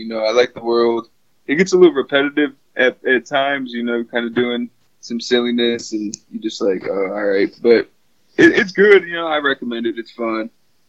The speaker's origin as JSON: {"language": "English", "region": "Michigan", "country": "United States", "said": "I'm from Michigan. Yeah, we're getting some pretty bad weather up here"}